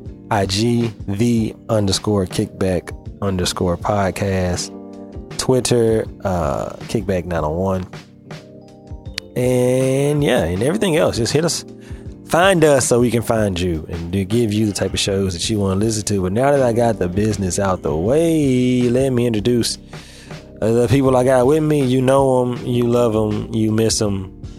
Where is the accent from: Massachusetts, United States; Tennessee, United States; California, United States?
Tennessee, United States; Memphis; Like I said, like you said earlier, I'm from Memphis.